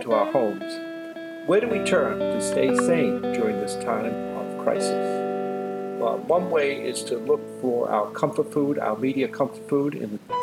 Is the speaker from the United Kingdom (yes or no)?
yes; England, United Kingdom; now in United States; I grew up in England and then moved to the States